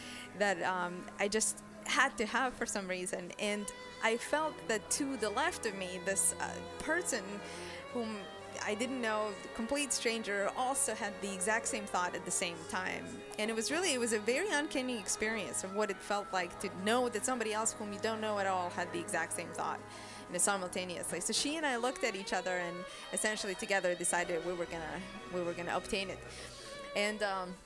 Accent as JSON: {"language": "English", "country": "Croatia", "tie": "born or raised there", "said": "I grew up in Croatia"}